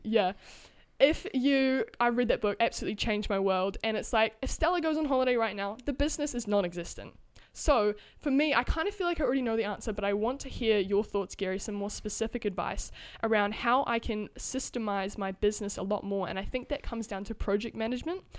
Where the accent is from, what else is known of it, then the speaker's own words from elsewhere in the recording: New Zealand; I'm from New Zealand